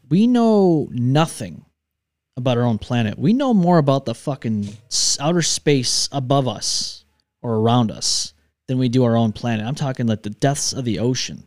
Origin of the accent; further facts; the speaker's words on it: New York, United States; moved away; I'm from New York 'cause, oh, New York City, no, I've never been to New York City in my life